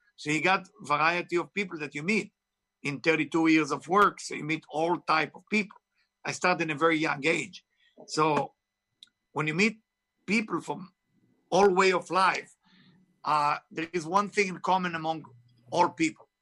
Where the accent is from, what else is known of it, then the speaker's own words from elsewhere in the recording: Israel; English is a second language; moved away; I was born in Israel, of course. You can hear my accent is not from Tennessee